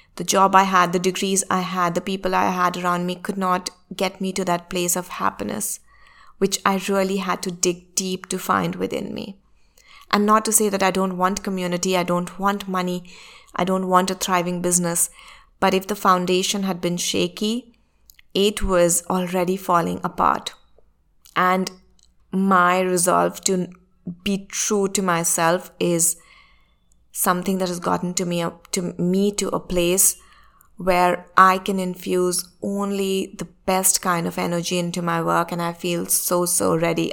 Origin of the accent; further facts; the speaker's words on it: India; my home country, which is India